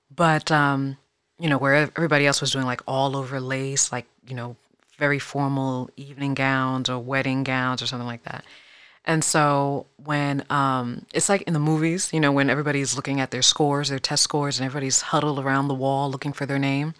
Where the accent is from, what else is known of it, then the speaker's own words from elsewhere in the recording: Fairfax, Virginia, United States; also born or lived in Queens, New York; I was born in New York, but I was, I was raised primarily in Fairfax, Virginia, which is the northern Virginia, right outside of D C